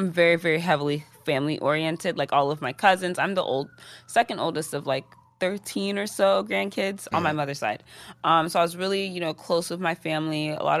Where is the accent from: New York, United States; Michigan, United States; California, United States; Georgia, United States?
Georgia, United States; Atlanta; But I spent most of my time growing up in Atlanta during my high school years. Mm-hmm. So I feel like those are more so the formative years of an individual. Growing up in Atlanta was great.